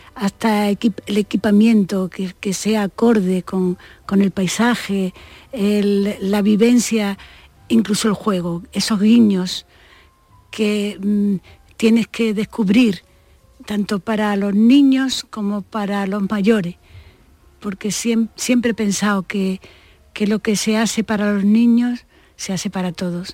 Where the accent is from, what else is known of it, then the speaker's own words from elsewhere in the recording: Málaga, Andalusia, Spain; moved away as an adult; also born or lived in Madrid / Barcelona; me fui a la Escuela de Artes y Oficio, que era lo que había entonces en Málaga, no había Bellas Artes. Y además estaba enfrente de mi casa